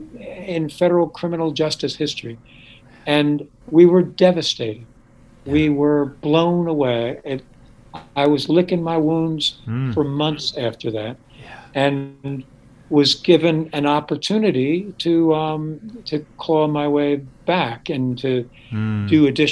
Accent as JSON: {"language": "English", "area": "Westchester County", "region": "New York", "country": "United States", "tie": "born or raised there", "said": "growing up in Westchester County"}